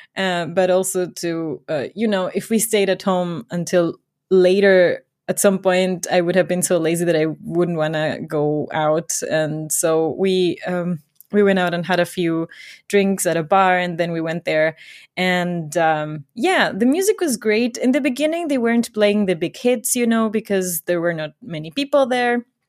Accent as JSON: {"language": "English", "country": "Ecuador", "tie": "born or raised there", "moved": "as an adult", "lives_now": "Germany", "said": "I grew up in Ecuador"}